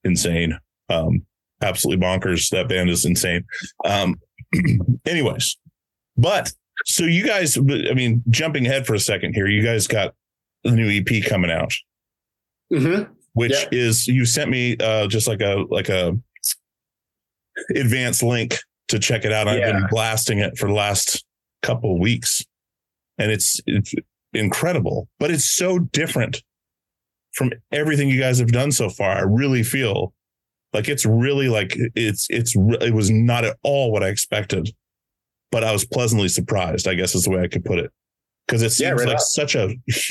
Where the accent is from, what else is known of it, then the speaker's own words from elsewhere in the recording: Alaska, United States; moved away; growing up in Alaska